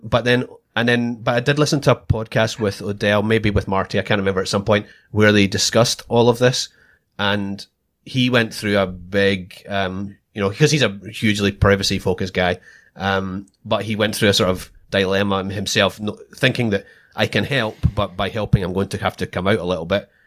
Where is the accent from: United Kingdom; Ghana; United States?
United Kingdom; Scotland; moved away as an adult; now in Australia; I'm Scottish